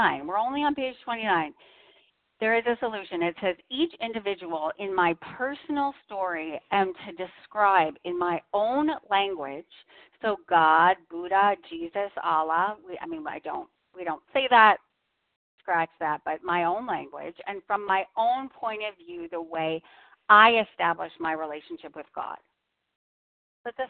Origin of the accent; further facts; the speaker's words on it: Boston, Massachusetts, United States; I'm from Boston.